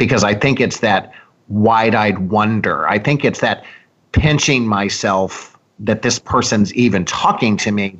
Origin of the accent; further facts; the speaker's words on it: Columbia, Missouri, United States; moved away as an adult; also born or lived in Washington, D.C.; now in Naples, United States; I'm from Columbia, Missouri originally.